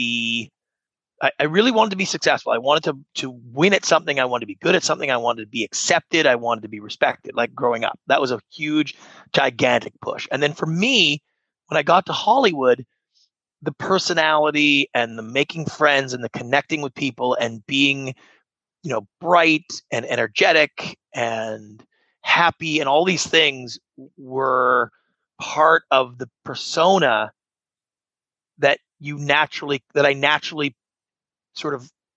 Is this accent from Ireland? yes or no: no; Canada; moved away as an adult; now in Los Angeles, United States; I grew up in Canada, not a great home for entrepreneurs, not the same culture as you have here in the United States